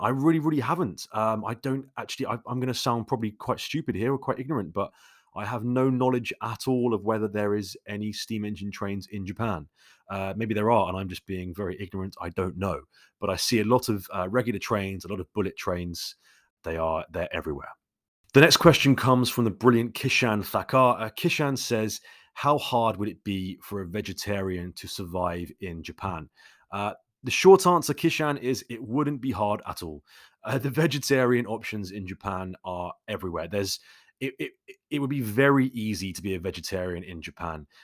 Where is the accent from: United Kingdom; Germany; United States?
United Kingdom; London; I grew up in London, so naturally I am, uh, much more of a city person